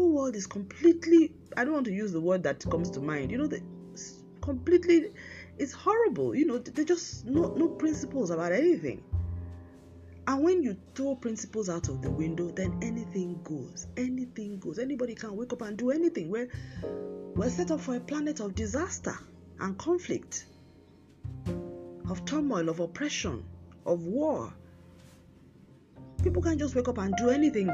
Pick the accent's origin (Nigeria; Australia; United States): Nigeria; as a Nigerian